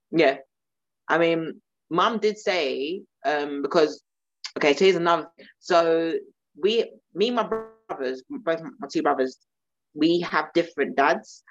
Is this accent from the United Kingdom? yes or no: yes; London, United Kingdom; being South Londoner